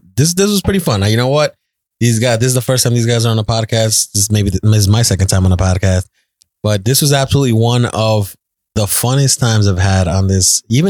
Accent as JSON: {"language": "English", "country": "United States", "said": "I'm American with Ecuadorian parents."}